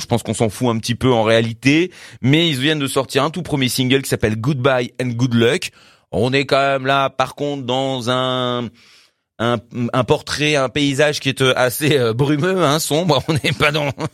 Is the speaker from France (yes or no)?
yes; France; pour nous en tant que Français